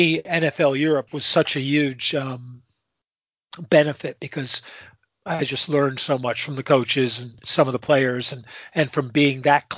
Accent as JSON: {"language": "English", "region": "Southern Connecticut", "country": "United States", "tie": "born or raised there", "also_born_or_lived": "Montreal", "said": "Southern Connecticut, where I grew up"}